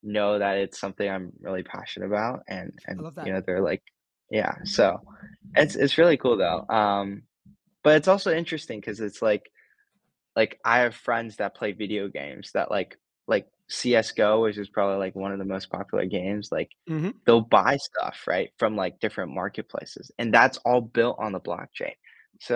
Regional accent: Los Angeles, California, United States; I grew up in LA for most of my life, so this is kind of like, you know, my hometown.

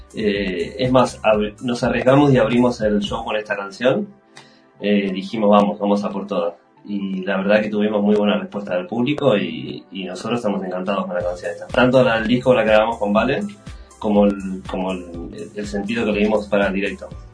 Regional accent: Buenos Aires, Argentina; moved away as an adult; also born or lived in Europe; yo soy, de Buenos Aires, soy argentino

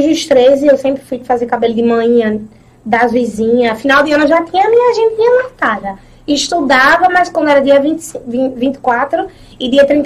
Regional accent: Pedra de Fogo, Paraíba, Brazil; also born or lived in Santa Rita / Conde; Eu nasci em Pedra de Fogo, sou natural de Pedra

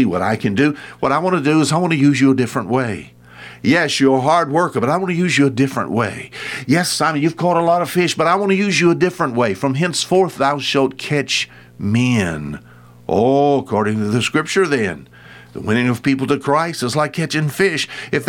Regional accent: Alabama, United States; Oh, the early part of my life, I was raised on the Bonsecours River.

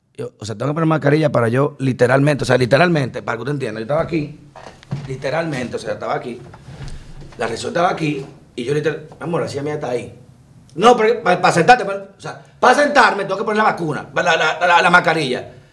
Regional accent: Dominican Republic; somos los judíos dominicanos

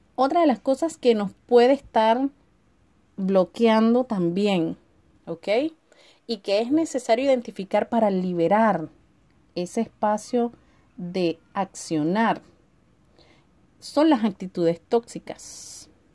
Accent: Venezuela; moved away as an adult; now in Chile; hace tres años tuve la idea de emigrar de mi país de mi país natal en Venezuela

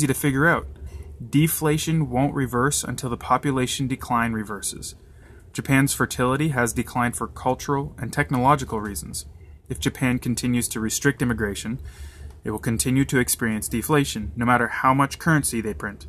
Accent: Canada; my hometown up north of 2,000 people.

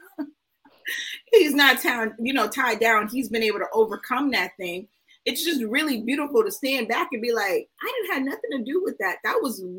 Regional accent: Houston, Texas, United States; I'm from Houston

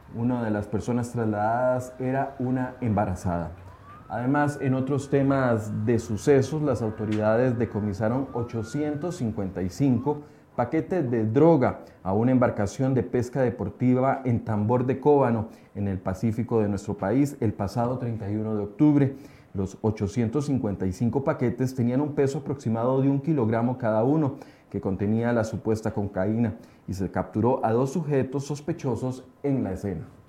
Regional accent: Costa Rica; nuestro país

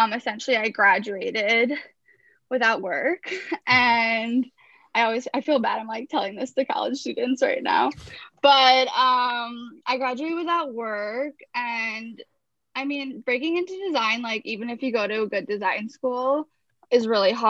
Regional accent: Chicago, Illinois, United States; now in Brooklyn, United States; I grew up in Chicago in an Israeli American family

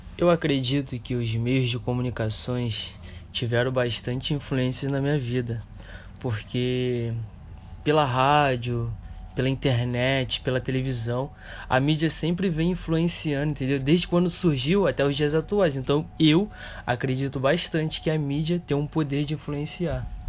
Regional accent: Brazil; nós que somos brasileiros

